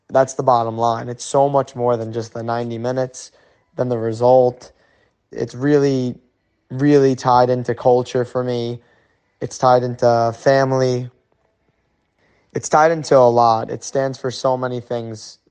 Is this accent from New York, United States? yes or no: yes; New York, United States; I'm from New York